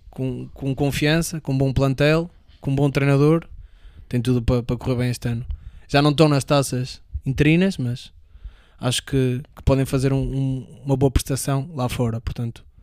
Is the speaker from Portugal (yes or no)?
yes; Portugal; como somos portugueses